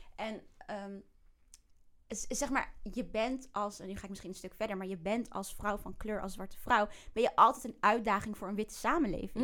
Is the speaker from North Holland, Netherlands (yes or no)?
no; The Hague, South Holland, Netherlands; also born or lived in Bijlmer, Amsterdam; now in Amsterdam, Netherlands; Ik ben oh opgegroeid in Den Haag